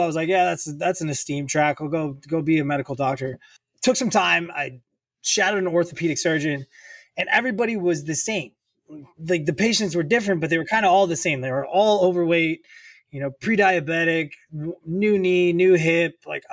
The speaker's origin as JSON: {"language": "English", "town": "Racine", "region": "Wisconsin", "country": "United States", "said": "I'm from the Midwest, originally about 90 minutes north of Chicago, in a town called Racine, Wisconsin"}